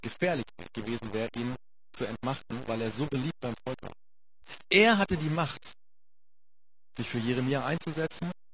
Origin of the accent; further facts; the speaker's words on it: Germany; wir als Deutsche